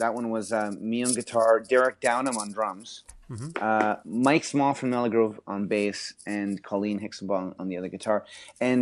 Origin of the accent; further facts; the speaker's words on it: Viña del Mar, Valparaíso, Chile; I was born in Viña del Mar, October 9th, 1969